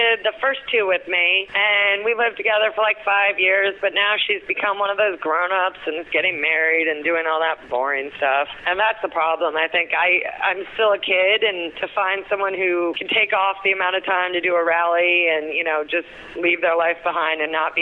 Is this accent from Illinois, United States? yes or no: no; New Hampshire, United States; I grew up in New Hampshire